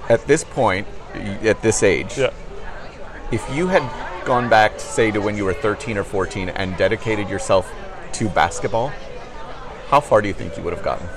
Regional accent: Chicago, Illinois, United States; I'm from the Chicagoland area.

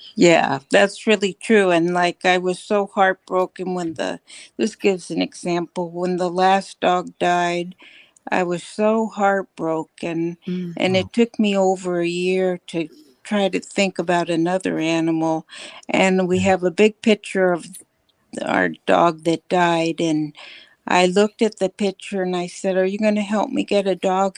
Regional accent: California, United States; moved away; I grew up in California

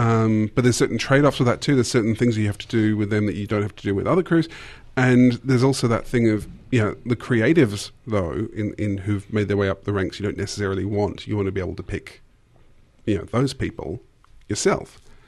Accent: Australia; You know I'm Aussie

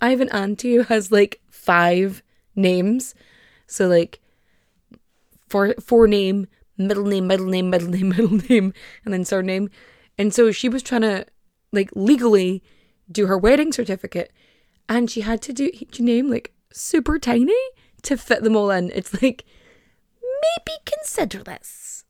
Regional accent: Ulster, Ireland; It's like, I'm from Donegal.

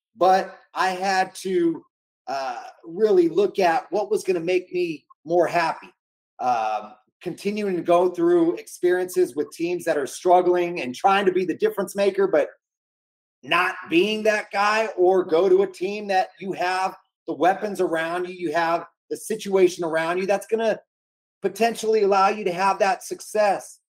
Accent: Bay Area, California, United States; growing up in the Bay Area, I grew up a San Francisco 49er fan

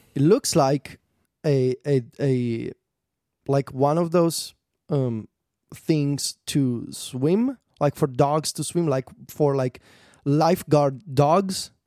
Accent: Italy; English is a second language; I'm a poor boy from Italy and English is my second language

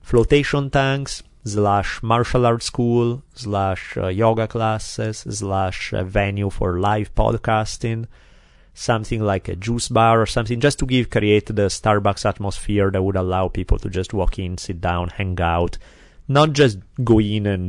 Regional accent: Italy; accent: Italian; my glorious Italian accent

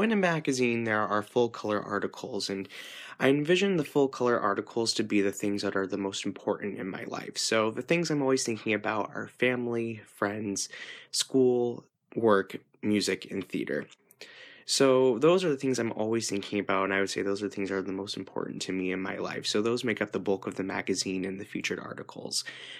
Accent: California, United States; I am an ESFJ from California.

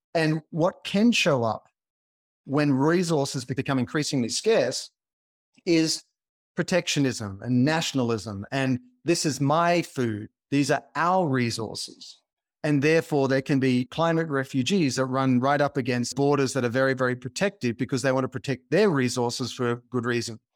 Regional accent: Australia; born or raised there; now in California, United States

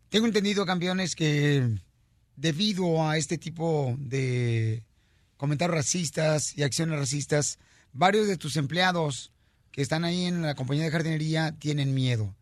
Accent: Michoacán, Mexico; moved away; yo soy de Michoacán.

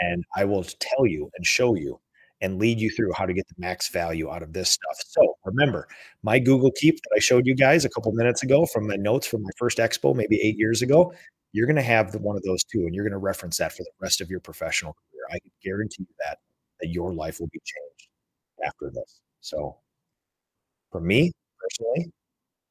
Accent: Minnesota, United States; I am an introvert from Minnesota

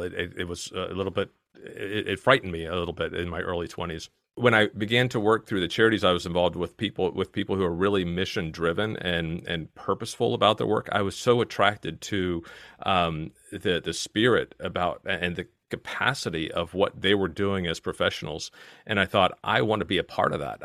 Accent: Virginia, United States; accent: strong American; moved away as an adult; now in Kent, United Kingdom; I'm originally from Virginia, and, uh, I, I've maintained my strong American accent for all these years here

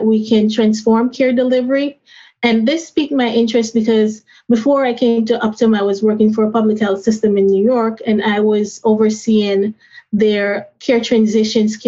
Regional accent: Jamaica; now in United States; growing up in Jamaica with my grandmother who had diabetes and helping her with her insulin at a young age. When I migrated to the United States

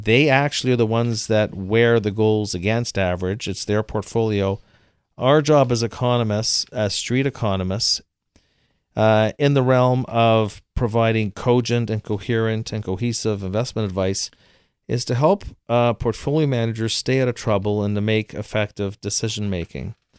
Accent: Canada; I'm from Canada

